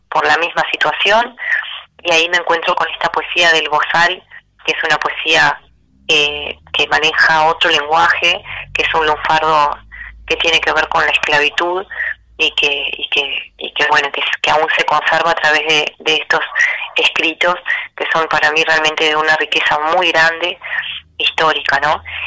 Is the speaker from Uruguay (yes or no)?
yes; Melo, Cerro Largo, Uruguay; en Melo, que es el lugar donde, donde yo nací y en donde me encuentro viviendo en este momento